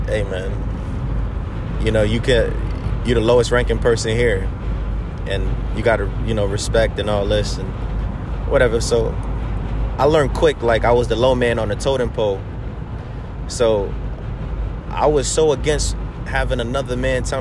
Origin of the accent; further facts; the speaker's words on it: New York City, New York, United States; moved away as an adult; also born or lived in Korea; growing up in New York City